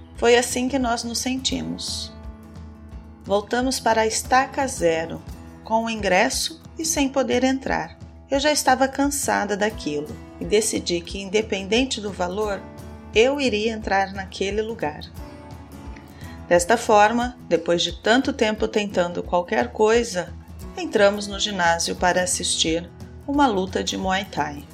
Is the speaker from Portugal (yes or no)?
no; Brazil; Eu sou brasileira, moro no Brasil